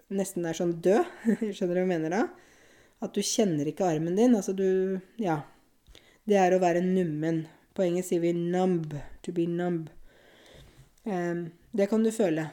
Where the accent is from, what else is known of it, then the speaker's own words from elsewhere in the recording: Norway; Jeg bor jo i Norge, jeg er norsk, jeg kjenner jo landet mitt